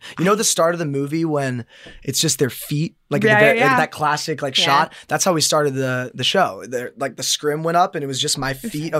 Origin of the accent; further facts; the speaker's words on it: San Diego, California, United States; I grew up in San Diego